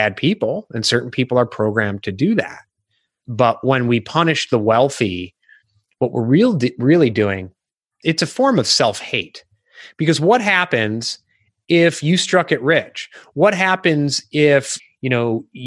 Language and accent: English; Illinois, United States; moved away; I'm originally from Illinois